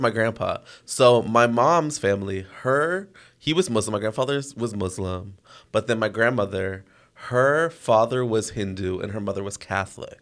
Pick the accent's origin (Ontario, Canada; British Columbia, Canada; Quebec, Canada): Ontario, Canada; Toronto; I grew up in Toronto